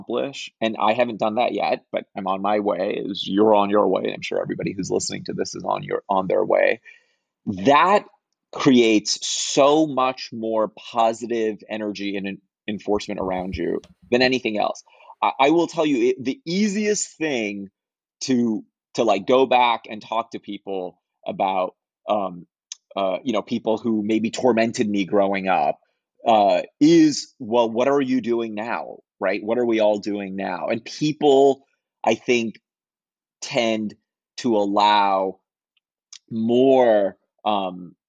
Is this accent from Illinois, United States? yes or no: yes; Chicago, Illinois, United States; when I was growing up in Chicago, we were a very tight-knit Ismaili community in Chicago